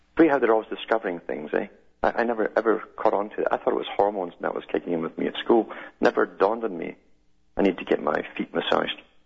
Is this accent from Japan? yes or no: no; United Kingdom; moved away; growing up in Europe